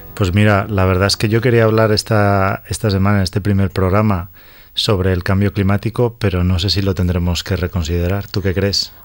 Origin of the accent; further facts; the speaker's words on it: Valladolid, Castile and León, Spain; moved away as an adult; also born or lived in Barcelona / Sweden; now in Australia; soy originario de Valladolid